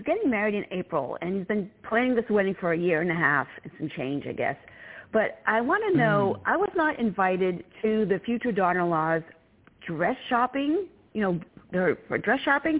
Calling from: Virginia, United States

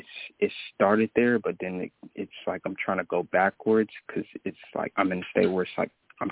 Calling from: Jackson, Tennessee, United States; I'm calling from Tennessee.

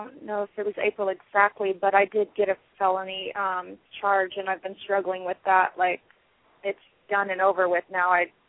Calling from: Phoenix, Arizona, United States; I'm calling from Phoenix.

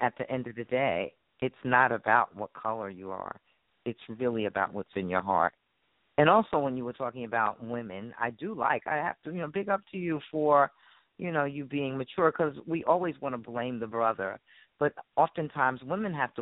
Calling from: New Jersey, United States; I'm calling from Jersey

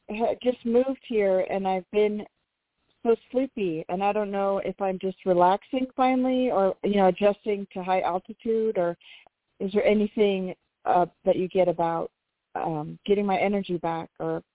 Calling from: New Mexico, United States; I'm calling from New Mexico.

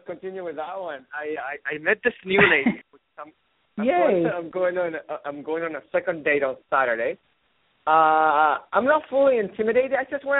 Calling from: Seattle, Washington, United States; Hey, hello, Phyllis. … from Seattle.

